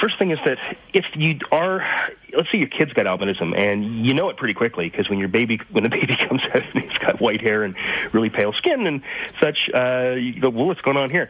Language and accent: English; London, Ontario, Canada; also born or lived in Sudbury, Ontario / Sault Ste. Marie, Ontario; I grew up part of my time in Sudbury, actually, and also in London for the most part